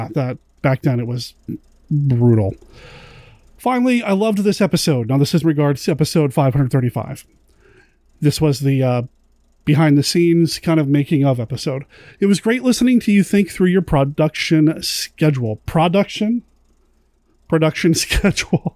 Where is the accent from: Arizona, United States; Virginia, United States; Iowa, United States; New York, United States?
Arizona, United States; Tucson; moved away; I was born in Tucson